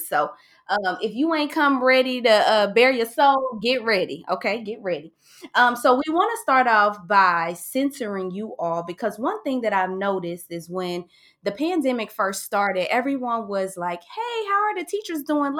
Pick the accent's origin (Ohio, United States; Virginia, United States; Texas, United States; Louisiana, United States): Ohio, United States; Cincinnati; Cincinnati, my hometown